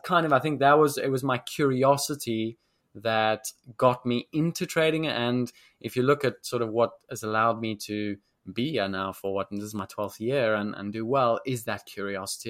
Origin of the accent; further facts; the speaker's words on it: South Africa; moved away as an adult; also born or lived in London; South Africans, we are very naturally confident